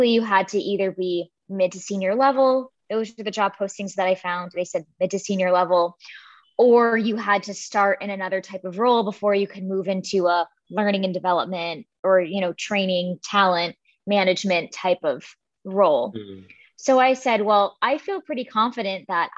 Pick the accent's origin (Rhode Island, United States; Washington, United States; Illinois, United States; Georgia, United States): Rhode Island, United States; moved away as an adult; also born or lived in Florida; I was born and raised in Rhode Island, which is near New York